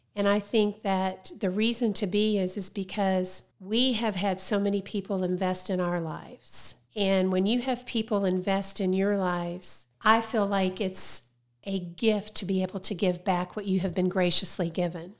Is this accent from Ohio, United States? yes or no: yes; Ohio, United States; moved away; Originally from Ohio. That's where I went to school